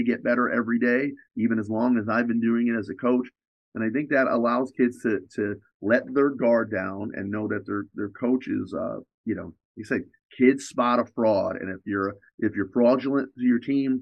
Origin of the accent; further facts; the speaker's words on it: New York, United States; I'm from New York